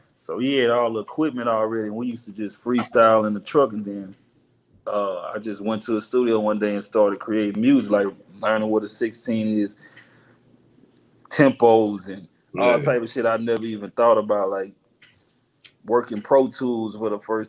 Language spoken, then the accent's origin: English; Houston, Texas, United States; I'm from the South, bro.